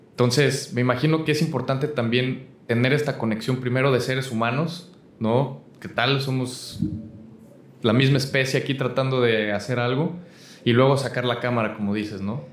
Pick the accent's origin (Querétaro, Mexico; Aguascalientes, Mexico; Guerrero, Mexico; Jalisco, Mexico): Aguascalientes, Mexico; moved away as an adult; que soy de Aguascalientes, este, creo que mi mentalidad mientras crecía yo allá